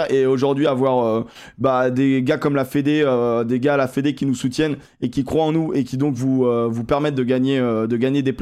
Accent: Toulouse, Occitania, France; Donc, je suis de Toulouse.

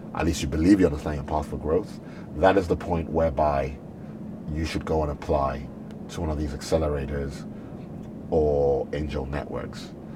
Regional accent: Nigeria; also born or lived in United Kingdom; a Nigerian born and bred

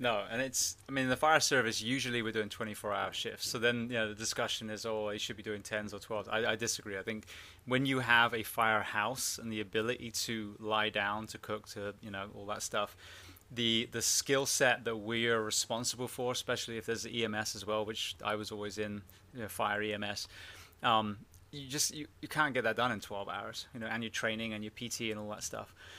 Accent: England, United Kingdom; also born or lived in Orlando / Miami area / California; now in United States; I'm from England originally

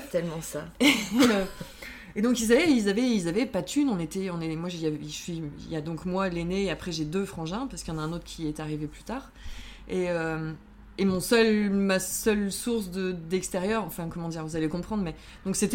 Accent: French Antilles, France; J'ai passé des Noëls un peu fous parce que moi j'ai grandi aux Antilles.

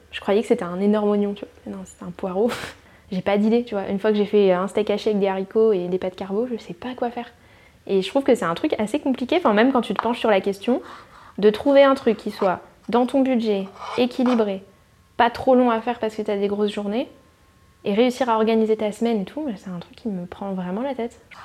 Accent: New Caledonia; moved away; la Calédonie, c'est tellement un, une île multiculturelle qu'on finit par ne pas avoir notre propre culture

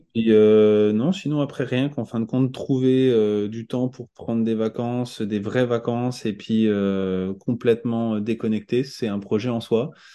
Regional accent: Tours, Centre-Val de Loire, France; moved away as an adult; also born or lived in Paris; now in Caen, France; j'ai grandi à Tours

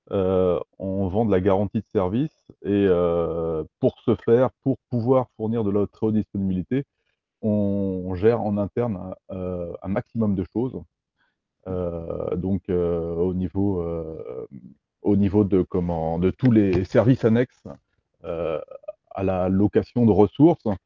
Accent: Brittany, France; On est breton, on est euh, français, européen aussi.

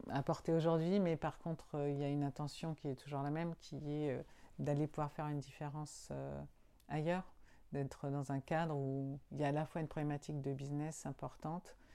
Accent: Agnos, Nouvelle-Aquitaine, France; Euh, peut-être Agnos c'est ma ville natale, euh, certainement.

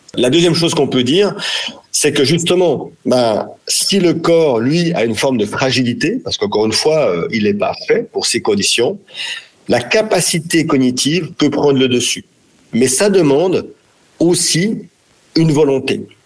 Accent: France; chez nous, en France, en Europe

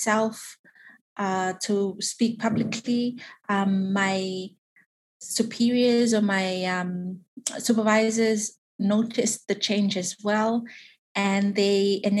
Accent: Tuvalu; I am from Tuvalu, the beautiful sandy beaches of Tuvalu

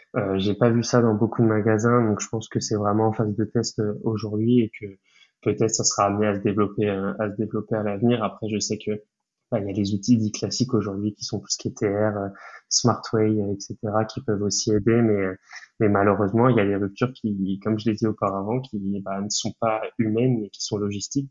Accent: Brittany, France; j'ai 23 ans et je suis breton

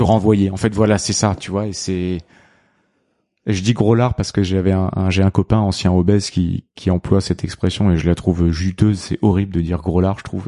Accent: Réunion; mon petit rituel en tant que bon réunionnais

